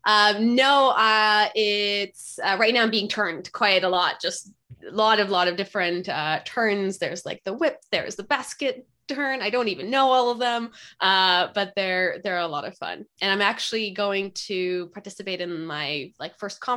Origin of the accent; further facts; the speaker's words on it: Poland; now in Pacific Northwest, United States; I grew up in Poland